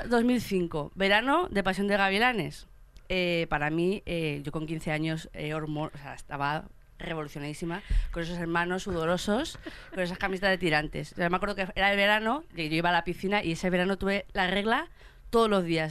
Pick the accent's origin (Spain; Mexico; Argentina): Spain; Fuenlabrada, Community of Madrid; yo que soy de Fuenlabrada